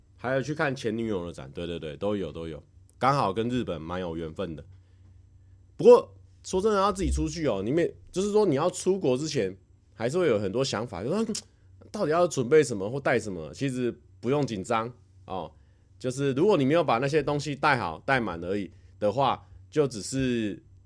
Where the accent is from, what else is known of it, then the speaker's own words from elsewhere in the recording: Taiwan; now in Japan; 我们台湾人认知的外国人